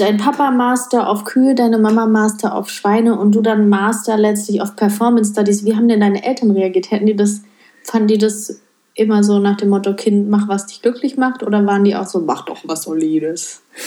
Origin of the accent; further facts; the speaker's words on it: North Rhine-Westphalia, Germany; ich komme ja aus NRW